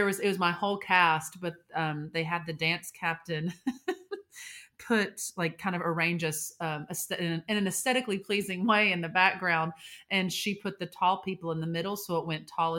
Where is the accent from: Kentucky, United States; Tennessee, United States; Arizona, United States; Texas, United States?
Tennessee, United States; East; I live in East Tennessee. I am from East Tennessee. I did a little moving around, in my college days, but settled here after I met a boy. I was going to be here for a few months, 11 years ago.